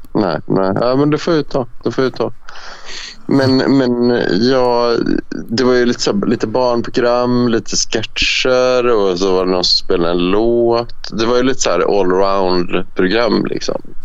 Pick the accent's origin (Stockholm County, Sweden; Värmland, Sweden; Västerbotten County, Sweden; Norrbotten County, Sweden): Värmland, Sweden; jag växte upp i Värmland